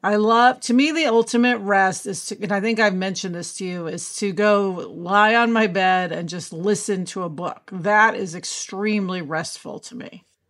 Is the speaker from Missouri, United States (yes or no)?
yes; Kansas City, Missouri, United States; now in Los Angeles, United States; TV writer and producer who usually is in LA, but today home in Kansas City